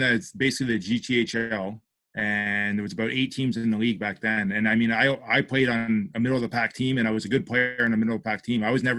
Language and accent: English; Toronto, Ontario, Canada; now in Sarnia, Canada; I grew up in Toronto